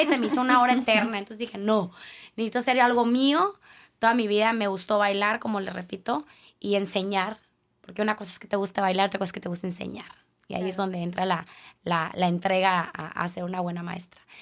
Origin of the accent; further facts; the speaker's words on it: Culiacán, Sinaloa, Mexico; moved away as an adult; now in Tijuana, Mexico; yo soy de Culiacán, no soy de aquí